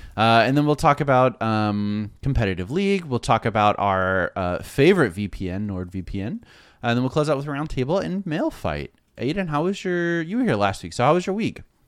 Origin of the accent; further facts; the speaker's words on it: Florida, United States; I'm from Florida